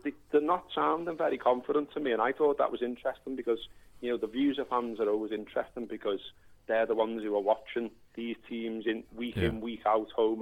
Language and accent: English; Merseyside, North West England, United Kingdom; someone growing up on Merseyside